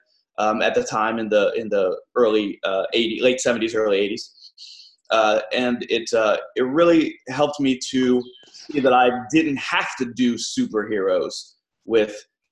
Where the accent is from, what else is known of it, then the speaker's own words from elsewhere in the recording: Ohio, United States; the town where I grew up in Ohio